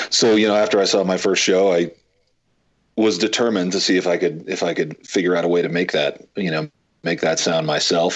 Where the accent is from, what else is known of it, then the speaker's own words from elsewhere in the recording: United States; We grew up right outside of New York City